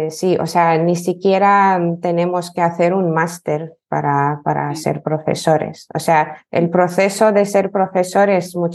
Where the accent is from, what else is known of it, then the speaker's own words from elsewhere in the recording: Lithuania; Spanish is a second language; now in Spain; soy de Lituania, eh, pero llevo ya dos años en España y soy profesora de español para lituanos y también tengo otro nicho que es eh, lituano para hispanohablantes